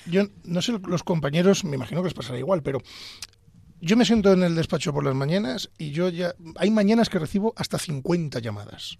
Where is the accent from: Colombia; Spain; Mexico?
Spain; Pedro Bernardo, Castile and León; moved away as an adult; now in Madrid, Spain; yo soy abulense, soy de Pedro Bernardo, y yo pues era un chico de provincia